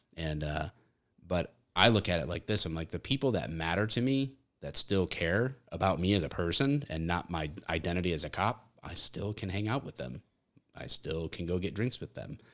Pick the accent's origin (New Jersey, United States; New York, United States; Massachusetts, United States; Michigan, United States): Michigan, United States